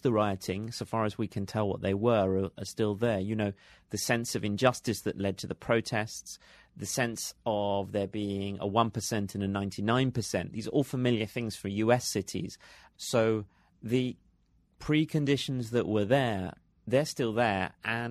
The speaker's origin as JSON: {"language": "English", "region": "London", "country": "United Kingdom", "said": "as just a Londoner at that time"}